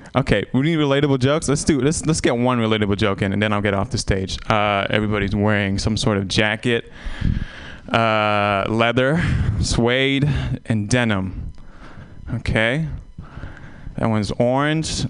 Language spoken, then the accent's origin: English; Vietnam; moved away; I'm Vietnamese, and I, I tell people I was born in Vietnam, and I haven't been back